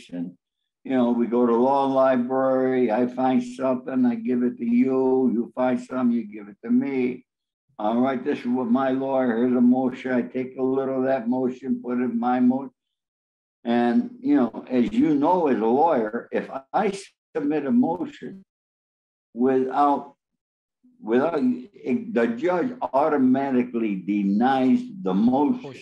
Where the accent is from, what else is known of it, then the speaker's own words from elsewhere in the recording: Los Angeles, California, United States; Well, you got to remember, I'm from Los Angeles. I'm a Hollywood fixer, I'm also a connector.